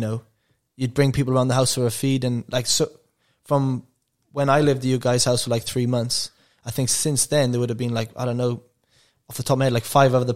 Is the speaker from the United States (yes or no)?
no; England, United Kingdom; moved away; I remember I came to you actually, I went, because I came from England, and I go, oh, what's the plays?